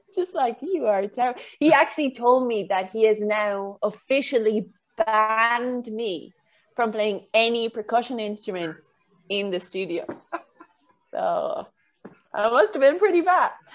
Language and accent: English; Kilkenny, Leinster, Ireland; moved away; I came back home to Kilkenny